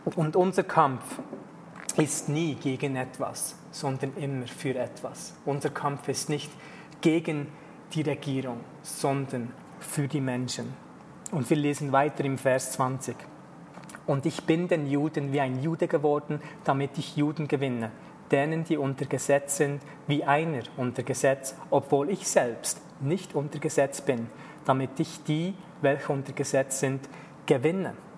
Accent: Switzerland; ich als Teil Schweizer in der Schweiz aufgewachsen bin

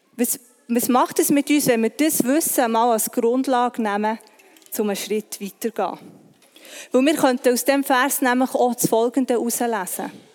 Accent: Bern, Switzerland; Ich bin im Breitsch aufgewachsen

